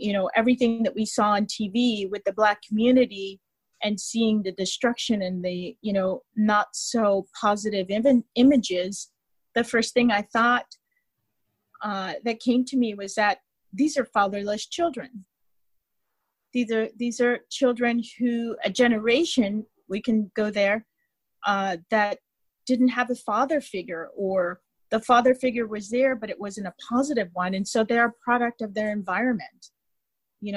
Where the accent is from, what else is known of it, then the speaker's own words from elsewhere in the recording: United States; being American